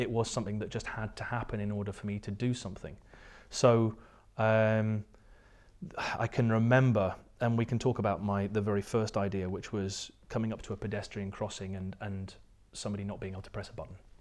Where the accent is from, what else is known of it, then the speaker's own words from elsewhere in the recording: near Ullapool, northwest coast of Scotland, United Kingdom; accent: English; also born or lived in Surrey, England; at the age of two, I think maybe my parents have been watching, um, the, the Good Life with Richard Brier's and Felicity Kendall, uh, and they decided that they were going to move to Scotland